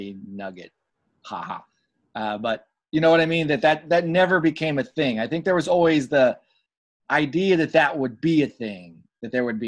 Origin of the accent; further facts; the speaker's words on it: Arkansas, United States; moved away as an adult; also born or lived in Winter Park, Florida / New York / Boston; Grew up in Arkansas, and then moved to New York when I went to college, and stayed there, and then lived in Boston for 2 years